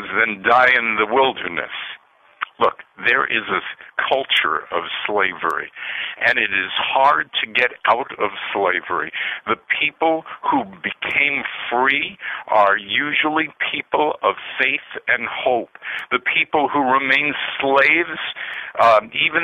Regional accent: United States; a white Jew whose father came to this country with nothing, but I grew up in a healthy love for this country

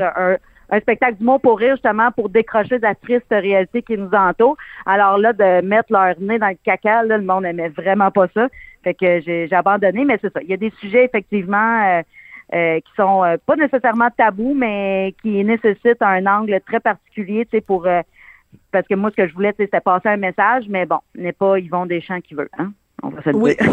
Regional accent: Abitibi, Quebec, Canada; moi j'ai été élevée avec mes grands-parents, puis euh, mon arrière-grand-mère venait toujours passer les étés chez nous. On se passait ma mère, là, c'est vraiment le cas de le dire. Elle vivait chez de mes tantes pendant quelques mois. Après ça, les étés, elle venait chez nous en Abitibi

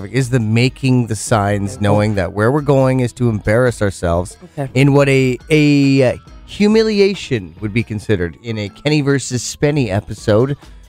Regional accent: Penticton, British Columbia, Canada; So that sucks for my hometown.

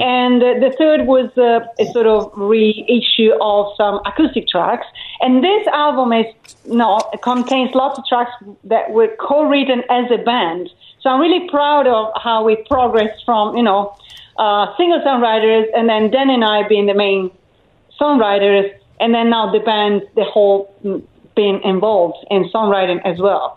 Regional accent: Tuscany, Italy; also born or lived in Elba; now in London, United Kingdom; originally, I'm from Italy

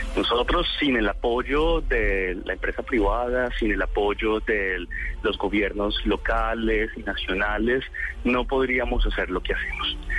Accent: Colombia; nosotros somos como colombianos

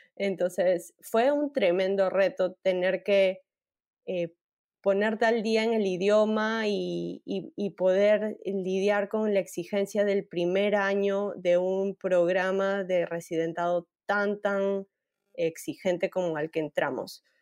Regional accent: Peru; Soy peruana, más peruana

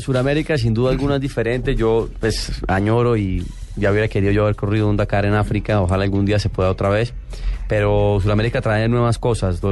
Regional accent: Colombia; es una responsabilidad que llevo como colombiano

